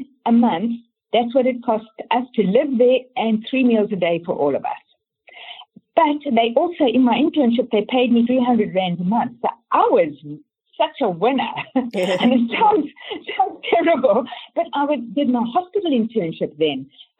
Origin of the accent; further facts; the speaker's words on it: Canada; born there; also born or lived in Johannesburg, South Africa; So from Johannesburg, then my kids wanted to move to Canada. I was born in Canada, so I could go there.